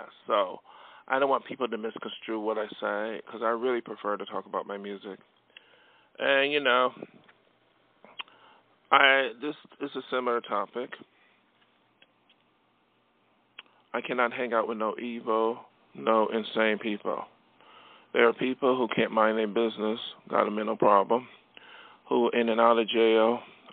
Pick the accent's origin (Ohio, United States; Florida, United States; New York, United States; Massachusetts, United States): New York, United States; Buffalo; from my hometown of Buffalo, New York, I came from humble beginnings